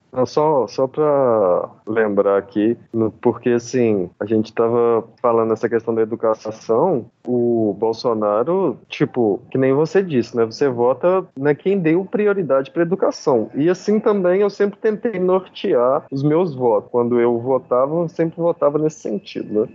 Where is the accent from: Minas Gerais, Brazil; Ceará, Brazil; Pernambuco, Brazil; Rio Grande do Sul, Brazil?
Minas Gerais, Brazil; Betim; moved away as an adult; now in Paraíba, Brazil; sou da periferia de, de Betim, Minas Gerais, região metropolitana de Belo Horizonte